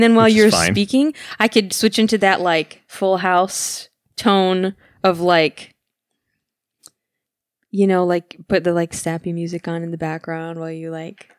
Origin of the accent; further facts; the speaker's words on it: Midwest, United States; accent: Midwest; I still had my Midwest accent at the time because, like, I learned Spanish fluently in high school.